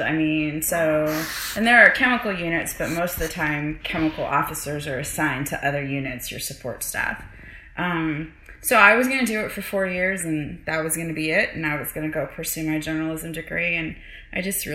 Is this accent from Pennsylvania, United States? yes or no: yes; Pittsburgh, Pennsylvania, United States; growing up in Pittsburgh